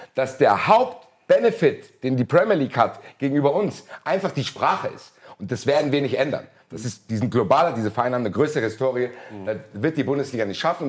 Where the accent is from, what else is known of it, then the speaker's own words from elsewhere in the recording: Frankfurt, Hesse, Germany; ich bin halt Frankfurter